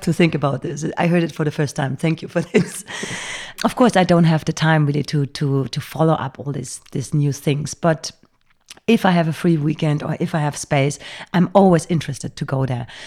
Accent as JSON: {"language": "English", "town": "Bergisch Gladbach", "region": "North Rhine-Westphalia", "country": "Germany", "tie": "born or raised there", "second_language": "English", "moved": "as an adult", "lives_now": "Berlin, Germany", "said": "grown up in Cologne. It's a little s-, town before Cologne called Bergisch Gladbach"}